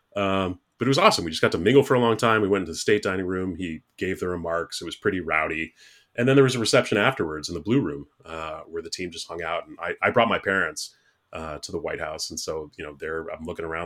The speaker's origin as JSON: {"language": "English", "town": "Chicago", "region": "Illinois", "country": "United States", "tie": "born or raised there", "said": "I was born in Wrigleyville, like, literally. It was a seven block walk to the, to the stadium."}